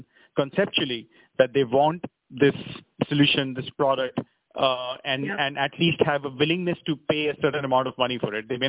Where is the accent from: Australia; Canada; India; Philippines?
India; us as Indian entrepreneurs